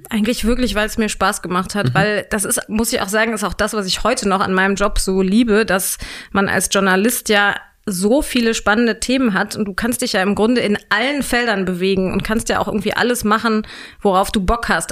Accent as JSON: {"language": "German", "town": "Hanover", "region": "Lower Saxony", "country": "Germany", "tie": "born or raised there", "also_born_or_lived": "Würzburg / Göttingen", "accent": "Hochdeutsch", "said": "ich bin in Hannover aufgewachsen"}